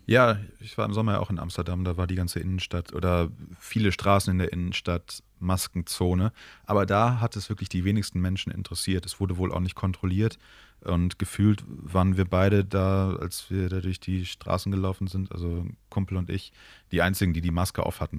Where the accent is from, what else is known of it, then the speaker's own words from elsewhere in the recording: Moers, North Rhine-Westphalia, Germany; früher als Kind in der Stadt, in der ich groß geworden bin, in Mörs